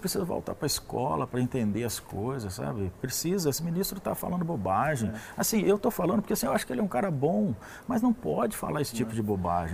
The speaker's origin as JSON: {"language": "Portuguese", "country": "Brazil"}